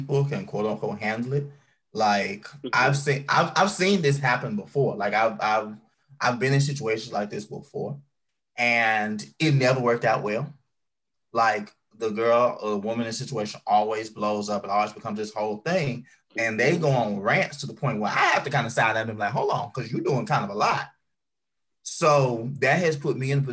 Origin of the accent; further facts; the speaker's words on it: Mississippi, United States; moved away; when I was a young gay back at home, you know, I'm from Mississippi